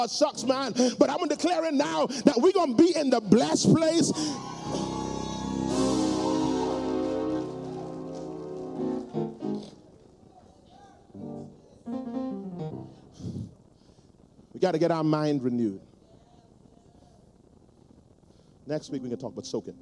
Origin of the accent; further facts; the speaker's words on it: Nassau, New Providence, Bahamas; I grew up in Palm Beach Street.